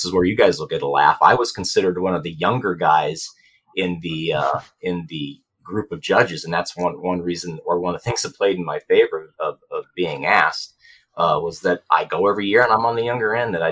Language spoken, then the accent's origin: English; Phoenix, Arizona, United States; I'm from Phoenix, Arizona.